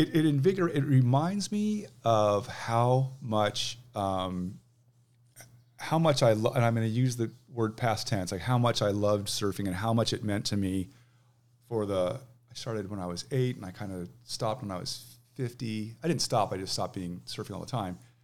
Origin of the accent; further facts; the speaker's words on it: Manhattan Beach, California, United States; now in Seattle, United States; I grew up in Manhattan Beach